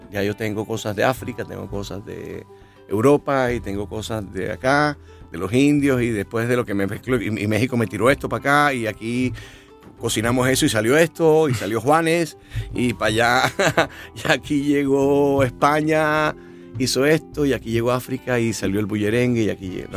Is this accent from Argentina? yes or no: no; Santa Marta, Magdalena, Colombia; yo soy de Santa Marta